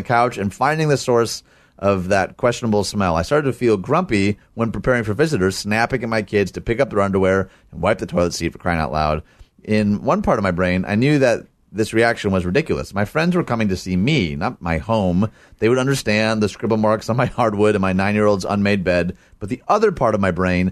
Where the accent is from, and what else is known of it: United States